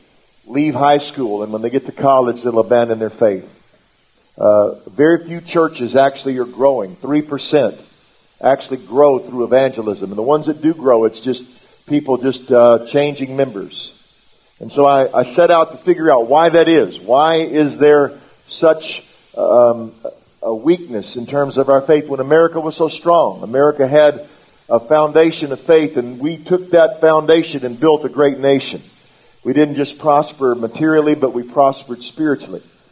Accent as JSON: {"language": "English", "country": "United States", "first_language": "English", "said": "I'm in English, American, which means I just speak English"}